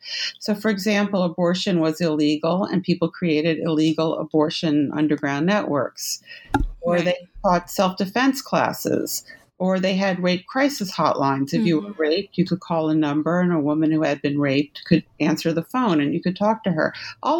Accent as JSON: {"language": "English", "town": "New York City", "region": "New York", "country": "United States", "tie": "born there", "said": "I was born in New York City in 1958."}